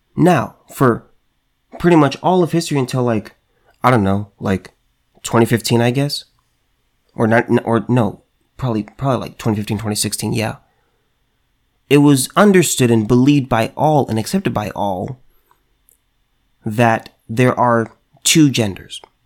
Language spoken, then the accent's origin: English; California, United States; California man right here in my home state